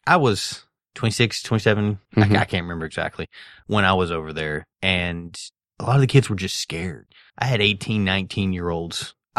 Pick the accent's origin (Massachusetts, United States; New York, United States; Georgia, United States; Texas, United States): Georgia, United States; I remember growing up with the stigma of gamers and nerds, because I grew up in South Georgia. Everybody's a redneck.